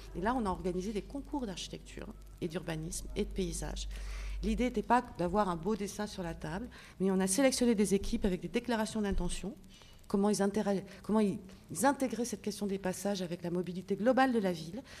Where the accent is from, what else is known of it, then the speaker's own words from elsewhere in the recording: Paris, Île-de-France, France; Moi, à Lyon, j'arrive, je suis parisienne